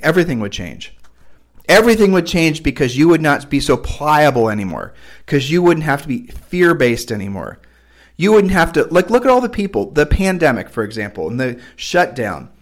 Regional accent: United States; I was raised in America

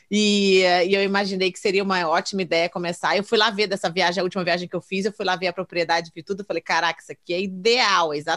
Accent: Brazil; now in California, United States; cara. É minha terra, é minha casa, é onde eu me sinto confortável. E eu tô aqui, agora que eu descobri que eu tô em cima daquele San Andreas, daquele, daquela crack ali é

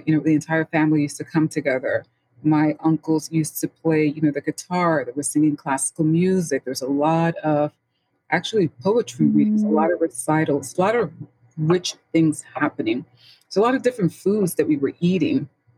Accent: New York City, New York, United States; I was born and raised in the Bronx, St. Lawrence area.

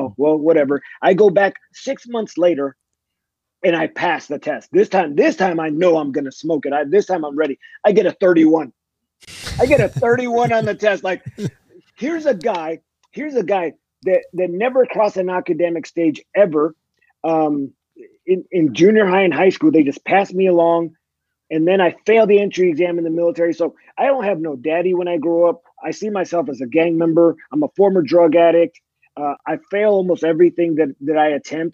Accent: California, United States; moved away as an adult; also born or lived in Fort Bragg, North Carolina / Fort Hood, Texas; I grew up in California

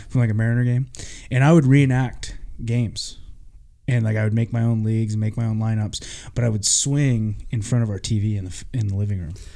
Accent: Vancouver, Washington, United States; I grew up in Vancouver

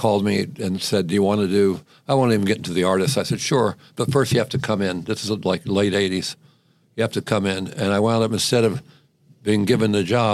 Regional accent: Salem, Virginia, United States; moved away as an adult; also born or lived in New Brunswick, New Jersey, United States; now in New York, United States; I was actually born in New Brunswick, New Jersey. But my parents moved to Salem, Virginia when I was 9, so I had to go with them

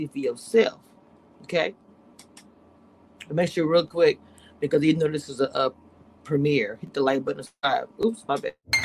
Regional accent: Louisiana, United States; now in Dallas, United States; I'm from Louisiana

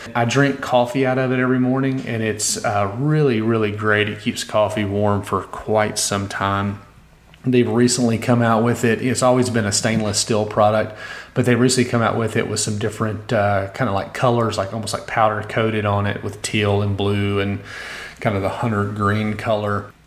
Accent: Austin, Texas, United States; here in my hometown

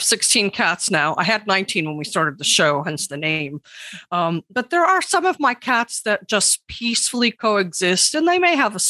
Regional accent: New York, United States; I'm from New York, you know how we are.

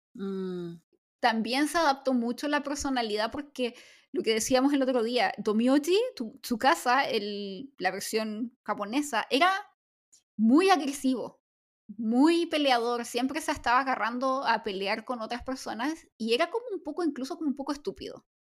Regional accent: Chile; now in South Korea; soy chilena

